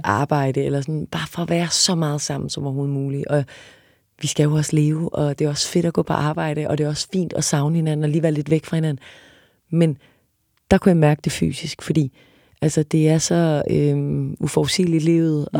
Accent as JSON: {"language": "Danish", "town": "Odense", "region": "Southern Denmark", "country": "Denmark", "also_born_or_lived": "Paris", "moved": "yes", "said": "jeg er fra Odense."}